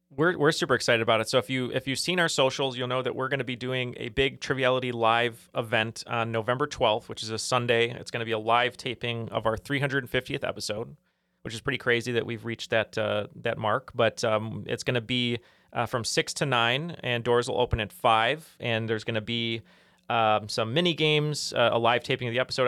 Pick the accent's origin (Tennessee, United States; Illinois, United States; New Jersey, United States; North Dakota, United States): Illinois, United States; Chicago area; born or raised there